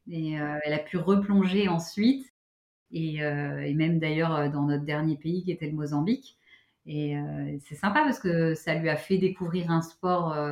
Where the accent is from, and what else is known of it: Paris, Île-de-France, France